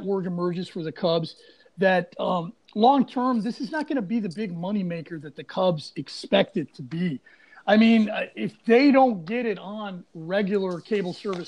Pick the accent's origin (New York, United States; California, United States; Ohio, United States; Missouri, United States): Ohio, United States; Cincinnati; moved away; I'm from Cincinnati. So when you hear him talk, he sounds like people I grew up